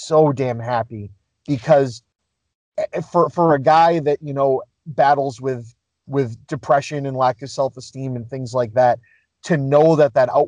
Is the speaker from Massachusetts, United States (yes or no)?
yes; Boston, Massachusetts, United States; growing up in the Boston area